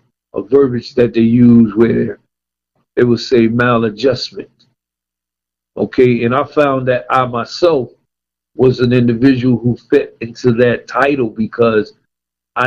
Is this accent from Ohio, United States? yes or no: no; Paterson, New Jersey, United States; moved away; also born or lived in Virginia; being born and raised in Patterson, New Jersey